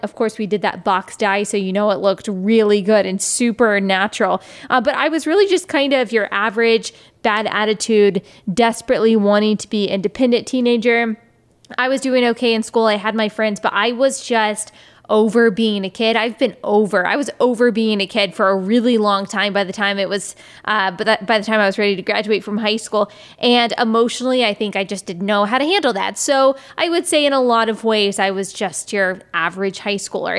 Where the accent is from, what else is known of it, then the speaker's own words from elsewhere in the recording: Texas, United States; moved away as an adult; also born or lived in South Carolina; I am from Texas, born and raised